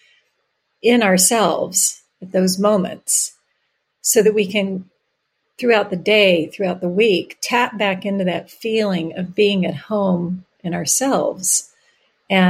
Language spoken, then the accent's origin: English; Virginia, United States; now in San Francisco, United States; I grew up in Virginia